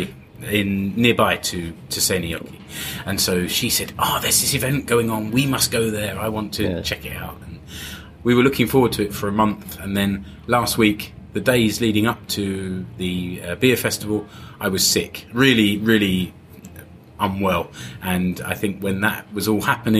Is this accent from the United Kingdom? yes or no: yes; England, United Kingdom; as an Englishman